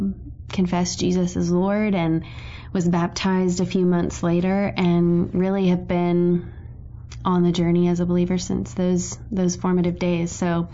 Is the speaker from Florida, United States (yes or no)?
yes; Lakeland, Florida, United States; moved away as an adult; now in Birmingham, United States; Originally, I am from Lakeland, Florida, Central Florida, and grew up there my whole life. Actually, my parents are still there, and I came to faith in Jesus Christ as a little girl. I grew up in the church.